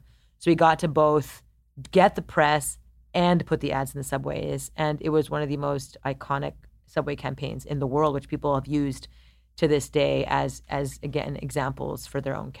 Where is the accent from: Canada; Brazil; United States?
Canada; Montreal, Quebec; I'm Montreal.